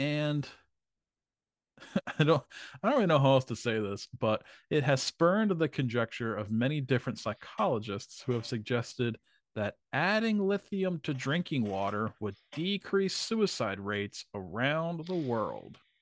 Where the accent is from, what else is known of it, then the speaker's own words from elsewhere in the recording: Vineland, New Jersey, United States; where I grew up in Vineland, New Jersey